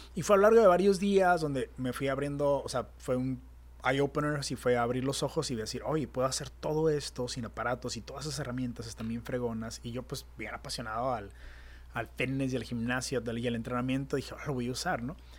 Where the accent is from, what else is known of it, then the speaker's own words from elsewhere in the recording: Tijuana, Baja California, Mexico; also born or lived in San Diego, United States; En México, aquí que somos wannabe gringos, aquí en Tijuana